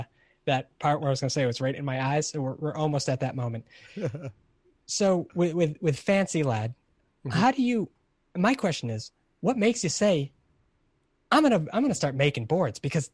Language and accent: English; Hollywood, California, United States; My hometown, Hollywood, California.